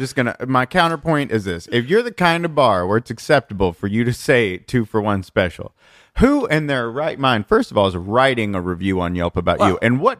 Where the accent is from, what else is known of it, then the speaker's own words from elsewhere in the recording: Missouri, United States; I'm from Missouri.